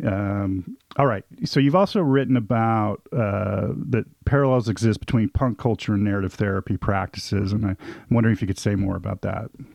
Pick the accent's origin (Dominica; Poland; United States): United States; Southern California; I grew up in the Southern California punk scene